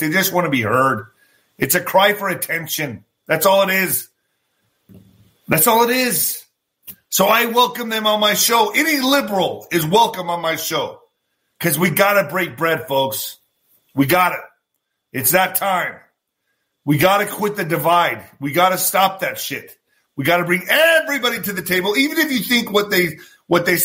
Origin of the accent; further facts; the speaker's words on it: El Paso, Texas, United States; also born or lived in Ciudad Juarez, Mexico; I was born in El Paso, Texas, but I was also raised in Ciudad Juarez. I came back and forth.